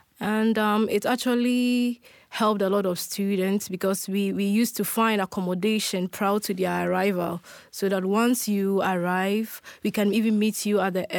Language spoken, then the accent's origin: English; Kumasi, Ashanti, Ghana; born there; That's my name. I'm 27 years of age. I was born in Kumasi, which is a city in Ghana.